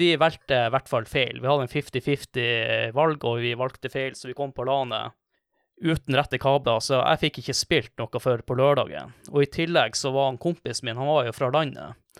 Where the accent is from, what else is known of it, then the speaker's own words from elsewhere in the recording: Kvaløya, Troms, Norway; Jeg er fra Kvaløya